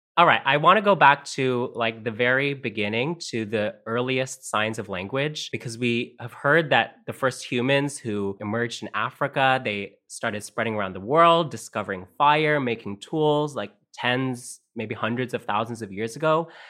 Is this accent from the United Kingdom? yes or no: no; Canada; first language Tagalog; also born or lived in Philippines; I moved to Canada with my parents when I was five years old